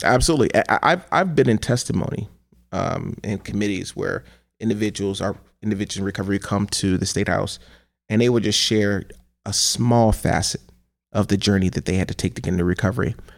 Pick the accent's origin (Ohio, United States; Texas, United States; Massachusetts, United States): Ohio, United States; Cleveland; as a young person growing up in Cleveland, Ohio